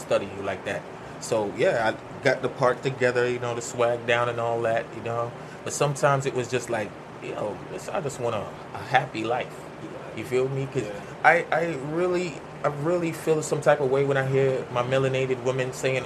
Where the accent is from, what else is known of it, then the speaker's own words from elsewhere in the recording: Jamaica; accent: Jamaican; moved away; I've been doing it from Jamaica. And that's why my accent and everything is like this so strong